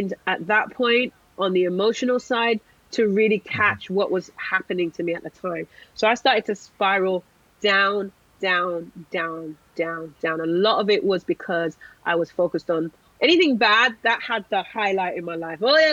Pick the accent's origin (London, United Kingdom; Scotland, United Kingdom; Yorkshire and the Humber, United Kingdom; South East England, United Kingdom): London, United Kingdom; I'm a Londoner.